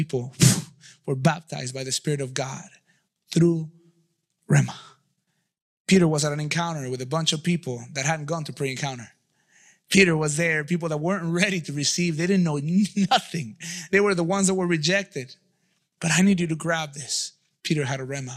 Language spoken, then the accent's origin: English; Mexico City, Mexico; moved away; I grew up in Mexico City